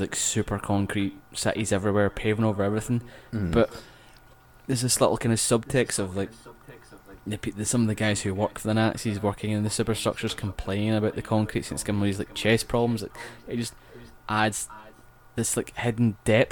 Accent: Scotland, United Kingdom; accent: Scottish; I've got a Scottish accent

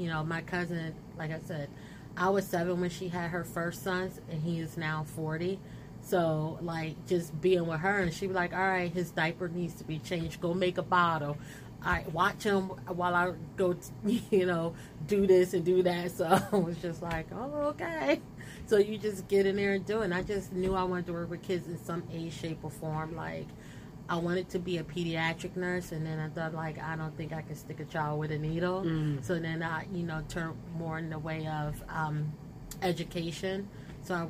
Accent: Trenton, New Jersey, United States; I was born and raised in Trenton, so I am a true Trentonian

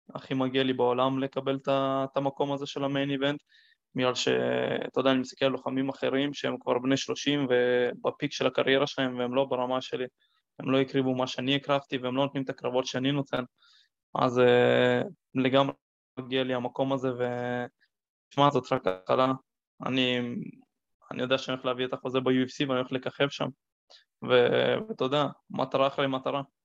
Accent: Israel; נולדתי בארץ, ואני יהודי וכל המשפחה שלי יהודים

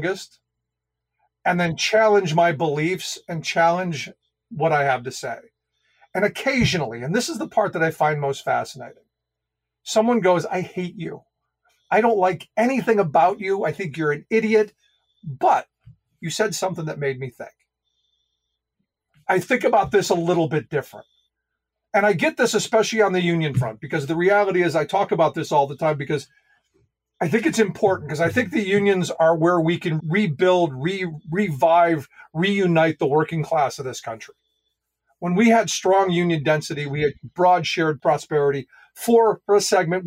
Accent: Cleveland, Ohio, United States; also born or lived in Allentown, Pennsylvania; now in Carlisle, United States; the people I had grown up around in Cleveland

